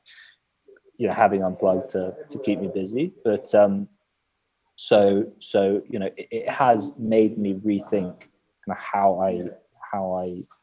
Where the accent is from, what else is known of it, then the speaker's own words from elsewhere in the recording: England, United Kingdom; all your relationships in the UK are around like going to the pub